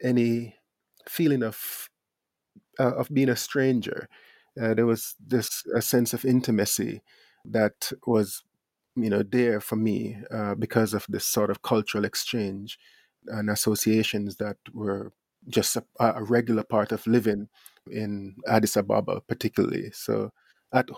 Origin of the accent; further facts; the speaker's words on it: Jamaica; certain things that I grew up around in Jamaica